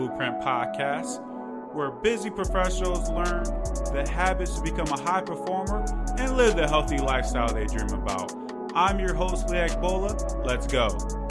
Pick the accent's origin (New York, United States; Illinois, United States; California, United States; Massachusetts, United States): Illinois, United States; Chicago; growing up in the Chicago area, I was in a great sports city for that to happen.